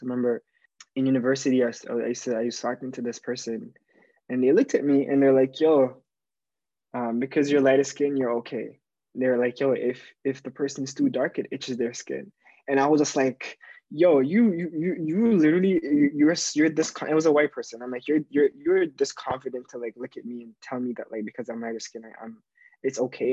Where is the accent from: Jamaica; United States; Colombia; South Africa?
Jamaica; now in Toronto, Canada; growing up in Jamaica